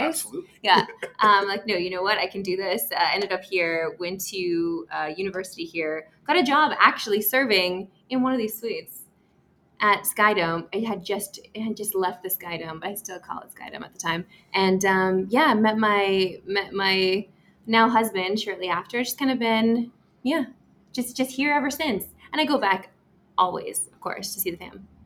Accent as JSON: {"language": "English", "town": "Saskatoon", "region": "Saskatchewan", "country": "Canada", "tie": "born or raised there", "also_born_or_lived": "Vancouver", "moved": "as an adult", "lives_now": "Toronto, Canada", "said": "So I grew up in Saskatoon"}